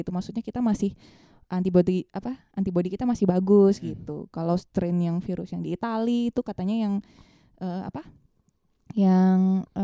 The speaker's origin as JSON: {"language": "Indonesian", "region": "Bali", "country": "Indonesia", "said": "kita sebagai orang Bali kan juga uh, apa uh, perlu untuk apa hal-hal yang seperti itu"}